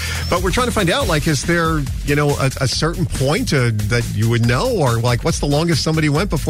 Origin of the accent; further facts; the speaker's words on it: New York City, New York, United States; when I was growing up in the Bronx. It's back in the 70s